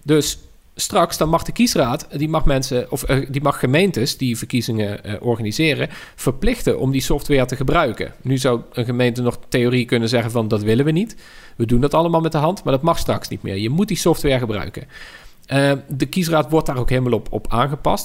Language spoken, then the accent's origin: Dutch; Tilburg, North Brabant, Netherlands; Tilburg, waar ik vandaan kom